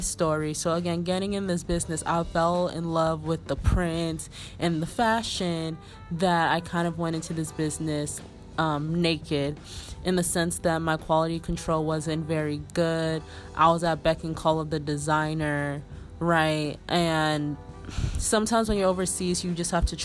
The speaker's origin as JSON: {"language": "English", "country": "Nigeria", "said": "I'm Nigerian."}